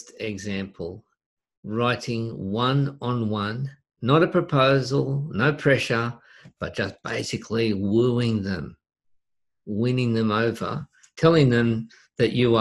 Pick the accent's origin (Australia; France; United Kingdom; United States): Australia; in Australia, we don't pronounce the T often.